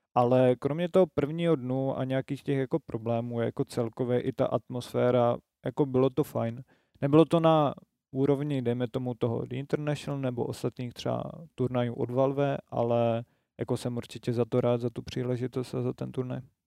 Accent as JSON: {"language": "Czech", "region": "Moravia", "country": "Czechia", "said": "Já jsem z Moravy"}